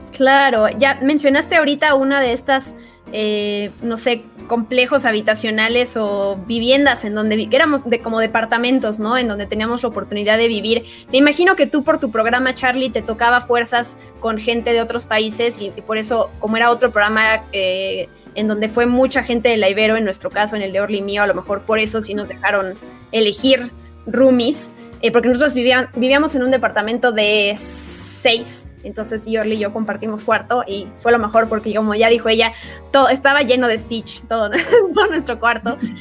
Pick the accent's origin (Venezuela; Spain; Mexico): Mexico; accent: Mexican; yo terminé valorando mucho mi acento como mexicana hablando inglés